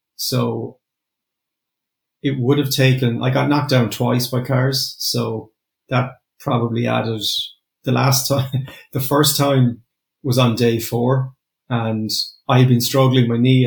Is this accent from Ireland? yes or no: yes; Limerick, Munster, Ireland; I'm from Limerick